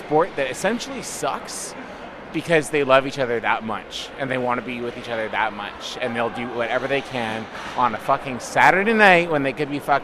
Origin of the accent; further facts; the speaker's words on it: Toronto, Ontario, Canada; moved away as an adult; now in Vancouver, Canada; I'm from Toronto